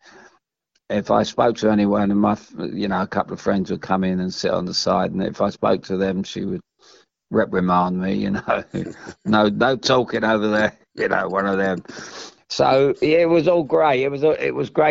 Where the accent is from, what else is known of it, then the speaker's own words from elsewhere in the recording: London, United Kingdom; the people I was brought up around in Chelsea